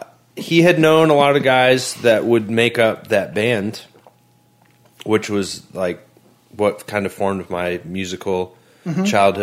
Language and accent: English; Kansas City, Missouri, United States; I was born in Kansas City.